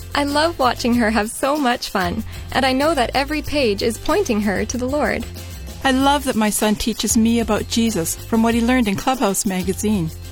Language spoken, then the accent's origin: English; Southern California, United States; I grew up in Southern Cal